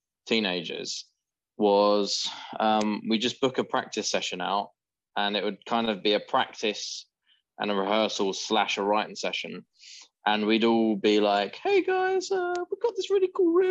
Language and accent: English; Southend-on-Sea, East of England, United Kingdom; I grew up in Southend as well.